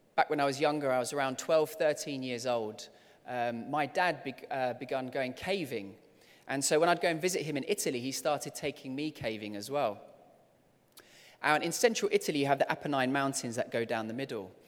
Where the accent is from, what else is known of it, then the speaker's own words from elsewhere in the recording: London, United Kingdom; as a kid, I loved growing up here in London, and I loved, um, being here as a child.